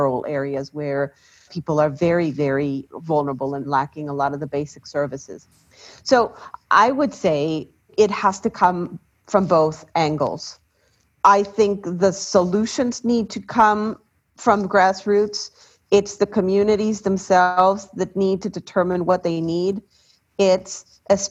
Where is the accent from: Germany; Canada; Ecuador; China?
Ecuador; I come from Ecuador. I come from a country in Latin America